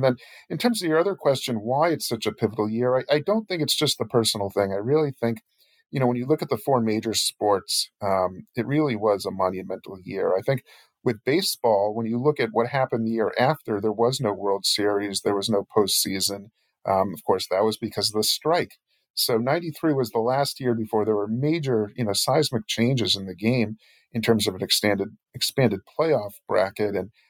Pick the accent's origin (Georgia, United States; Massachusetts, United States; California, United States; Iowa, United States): Massachusetts, United States; Boston; I'm 36 years old. So in 93, I was nine. Growing up in Boston, I always tell people, you know, the teams were, it couldn't have been more different from what it was like today.